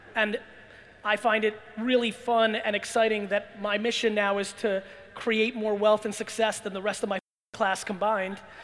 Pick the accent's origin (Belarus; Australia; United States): Belarus; I was born in Belarus and former Soviet Union.